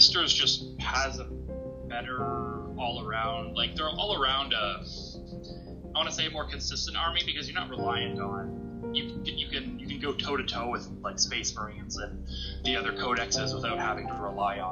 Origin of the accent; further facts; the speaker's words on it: Espanola, Ontario, Canada; now in Sudbury, Canada; I'm from Espanola originally. So basically Sudbury